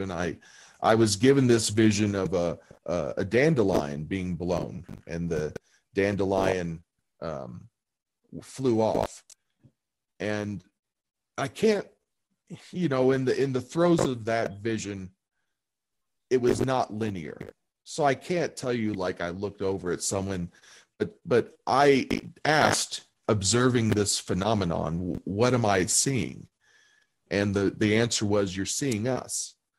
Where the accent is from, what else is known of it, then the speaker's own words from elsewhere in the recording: St. Meinrad, Indiana, United States; now in Colorado, United States; the town I grew up in was called St. Meinrad, Indiana, or is called St. Meinrad, Indiana